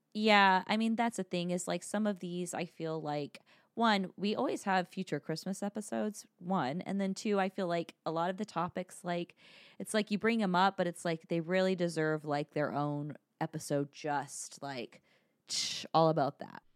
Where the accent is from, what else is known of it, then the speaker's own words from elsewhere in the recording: United States; as American